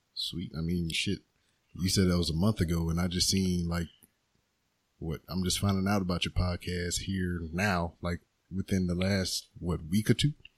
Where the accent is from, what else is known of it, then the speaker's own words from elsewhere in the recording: Lake Charles, Louisiana, United States; now in Houston, United States; I am not like from here. I'm from like uh, Lake Charles, which is two hours away from Texas